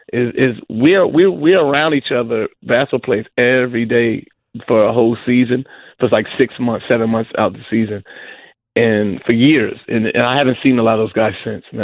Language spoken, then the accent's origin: English; New York City, New York, United States; I'm from New York City